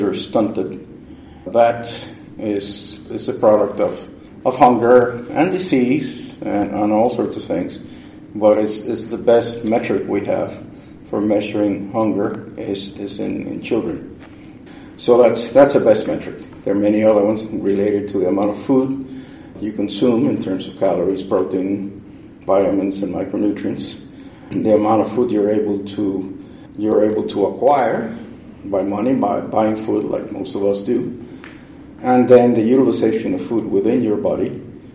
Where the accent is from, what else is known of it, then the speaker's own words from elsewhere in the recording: Cuba; moved away; I'm from Cuba. My dad owned a fairly small farm, and I always liked to play with dirt